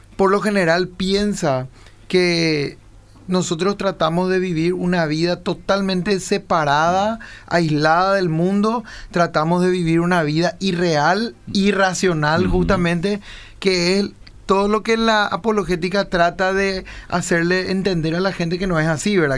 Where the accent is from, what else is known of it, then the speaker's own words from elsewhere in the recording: Lambaré, Central, Paraguay; él nació, vivió y creció en Lambaré y, y, y, la misma cosa pasa con mi persona